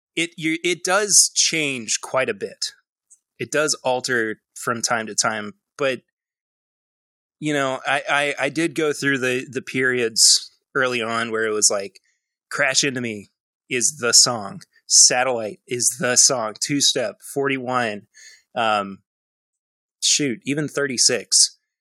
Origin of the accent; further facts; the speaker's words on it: Lexington, Kentucky, United States; I'm from Lexington, Kentucky. Uh, I was born and raised, and I'm actually currently raising my own family here uh, as well